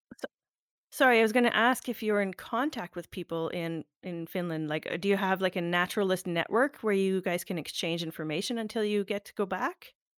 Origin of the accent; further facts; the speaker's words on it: Northern Ontario, Canada; I'm originally from Northern Ontario